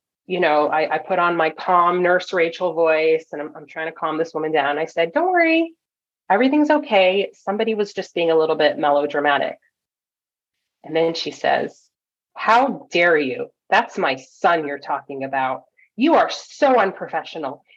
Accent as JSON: {"language": "English", "town": "Toronto", "region": "Ontario", "country": "Canada", "tie": "born or raised there", "moved": "as an adult", "lives_now": "California, United States", "said": "Toronto is where I grew up"}